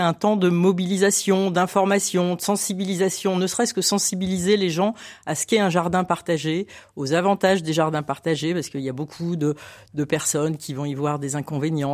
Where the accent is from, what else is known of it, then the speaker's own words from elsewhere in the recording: Lille, Hauts-de-France, France; now in Lyon, France; je, ne suis pas originaire de la région lyonnaise, je suis lilloise